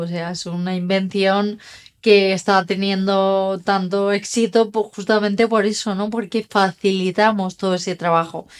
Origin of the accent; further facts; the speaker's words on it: Dénia, Valencian Community, Spain; yo vivía en Denia, donde nací, empecé a estudiar en Valencia